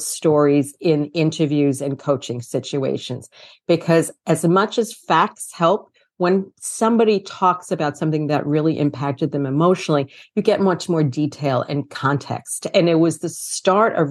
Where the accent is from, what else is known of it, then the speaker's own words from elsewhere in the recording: New York City, New York, United States; also born or lived in Brooklyn; I am from New York City, born in Brooklyn, raised in Queens, lifetime New Yorker